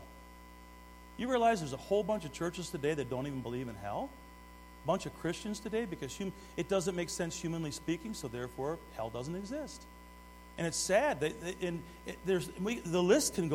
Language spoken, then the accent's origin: English; Detroit, Michigan, United States; I grew up in Detroit